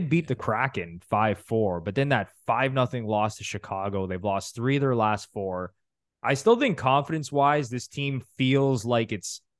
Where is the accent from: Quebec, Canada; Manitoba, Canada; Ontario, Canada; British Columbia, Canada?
Ontario, Canada; Ottawa; you give my hometown Senators